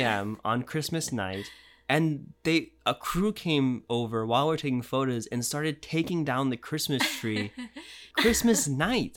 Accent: United States; also born or lived in Japan; now in Los Angeles, United States; I'm American

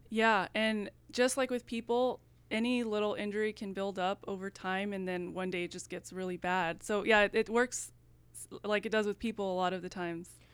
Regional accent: El Paso, Texas, United States; now in Dallas, United States; I'm from El Paso, so I wanted to stay in Texas

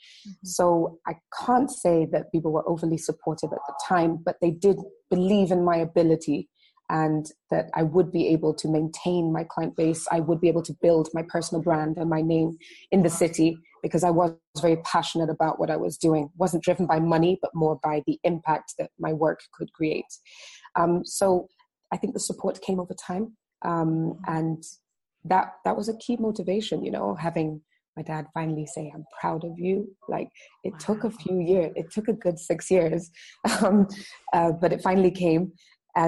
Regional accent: Dar es Salaam, Tanzania; I grew up in Dar es Salaam, which is the commercial capital of Tanzania, and it's on the coast

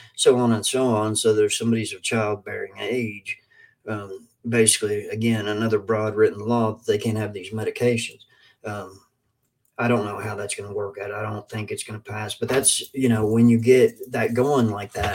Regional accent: Kentucky, United States; I am from Kentucky

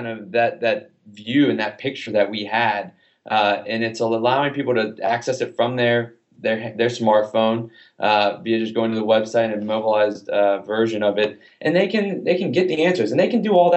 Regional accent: Atlanta, Georgia, United States; I grew up in Atlanta.

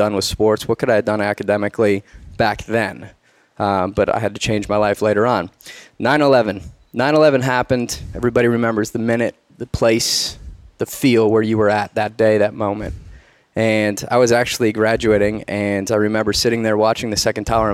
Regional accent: Detroit, Michigan, United States; Grew up in Detroit, actually in the inner city

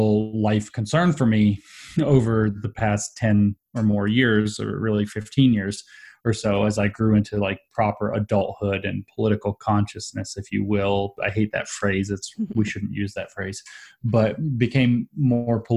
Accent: Southeast, United States; I grew up in the Southeast, which is renowned for being kind of the opposite of both of those things

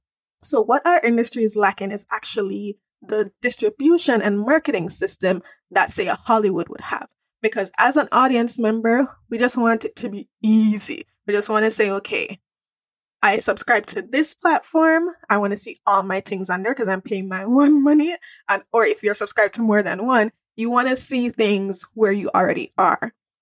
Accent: Jamaica; now in Toronto, Canada; I am a Jamaican girl. Yes, I live in Toronto

